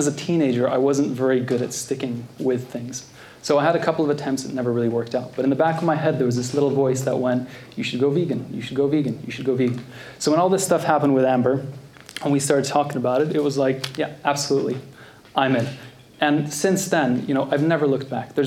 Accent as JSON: {"language": "English", "country": "Norway", "also_born_or_lived": "Canada", "moved": "as an adult", "said": "I'm originally from Norway. I moved to Canada when I was 19. That explains the accent"}